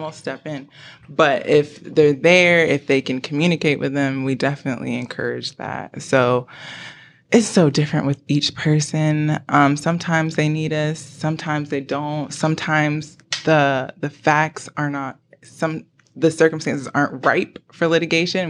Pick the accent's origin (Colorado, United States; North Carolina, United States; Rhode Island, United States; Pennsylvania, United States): North Carolina, United States; Greensboro; now in Charlotte, United States; I am from Greensboro, North Carolina.